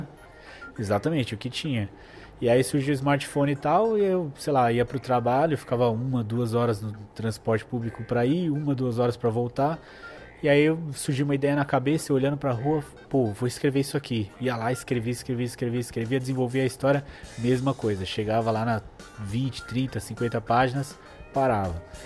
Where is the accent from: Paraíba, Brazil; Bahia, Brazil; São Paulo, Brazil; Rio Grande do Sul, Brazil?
São Paulo, Brazil; Eu nasci no bairro do Bancários, Santana, né? Grande Santana. Mas aos dois anos eu já mudei de casa e eu vim morar com minha mãe e minha avó, que é até onde eu moro atualmente. Minha mãe e minha avó na zona norte de São Paulo.